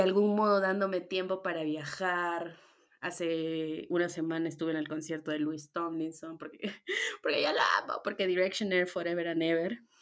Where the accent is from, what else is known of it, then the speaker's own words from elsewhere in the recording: Puerto Maldonado, Madre de Dios, Peru; moved away as an adult; now in Arequipa, Peru; yo soy de Puerto Maldonado. Eso, ñañitos, yo soy de la selva.